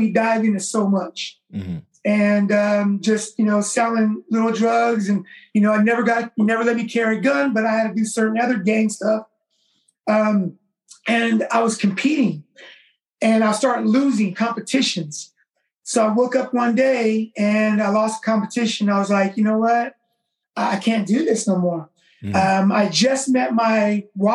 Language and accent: English; Vallejo, California, United States; also born or lived in Oakland, California; Growing up in Vallejo when I was a kid, I'm originally from Oakland, California. I moved to Vallejo when I was a kid